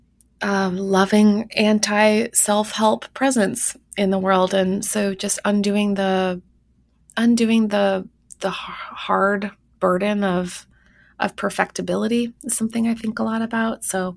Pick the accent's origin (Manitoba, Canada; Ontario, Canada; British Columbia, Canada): Manitoba, Canada; Winnipeg; my hometown of Winnipeg, Manitoba, had Canada's largest megachurch